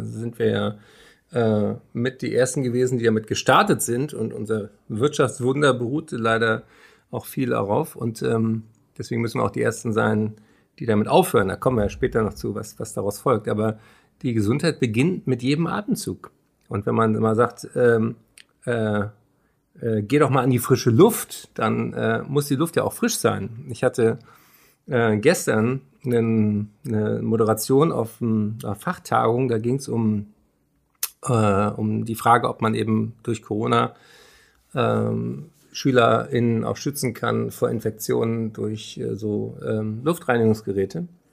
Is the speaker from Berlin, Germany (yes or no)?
yes; Berlin, Germany; Berlin, meine Heimatstadt